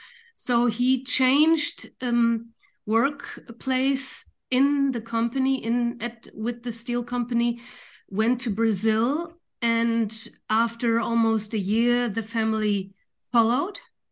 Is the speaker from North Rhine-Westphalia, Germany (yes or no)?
yes; Düsseldorf, North Rhine-Westphalia, Germany; born there; English is a second language; I was born in Dusseldorf, which is North Rhine-Westphalia, how you call it, and my father is also from there